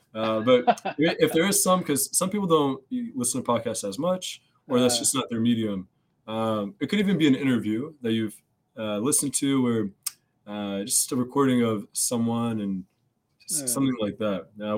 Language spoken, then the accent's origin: English; United States; I'm American. What am I doing?